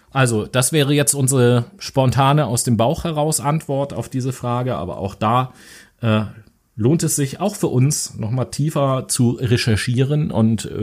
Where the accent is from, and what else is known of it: Germany